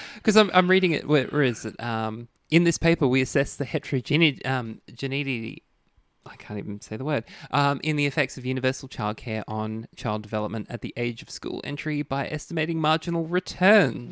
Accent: Queensland, Australia; as a Queenslander

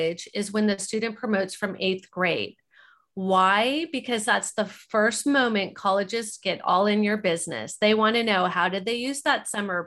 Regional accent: Orange County, California, United States; I grew up in Orange County, California, five generations

